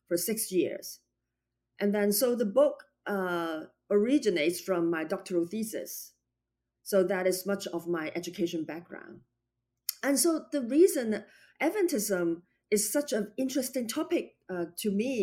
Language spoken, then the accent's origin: English; Hong Kong; moved away as an adult; I was born in Hong Kong, and I identified myself as a Chinese, but also a Hong Konger